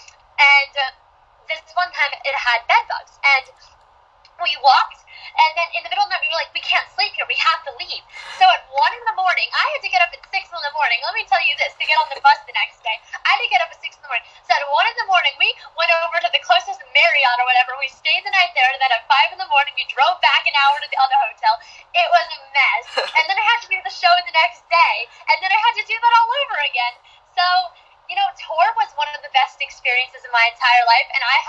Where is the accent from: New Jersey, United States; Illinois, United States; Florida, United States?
New Jersey, United States; also born or lived in Rumson, New Jersey; I'm from New Jersey, so I live 45 minutes outside of New York, but I live in Rumson, New Jersey, right by the beach